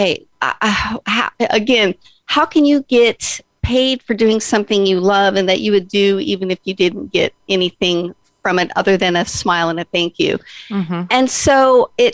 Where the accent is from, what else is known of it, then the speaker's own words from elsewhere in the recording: Las Vegas, Nevada, United States; moved away as an adult; now in Oregon, United States; I was born and raised in Las Vegas